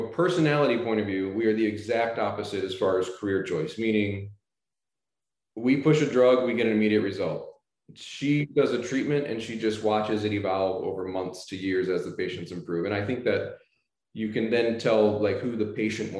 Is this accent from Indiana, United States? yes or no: no; St. Louis, Missouri, United States; moved away as an adult; now in Florida, United States; I grew up in the Midwest in St. Louis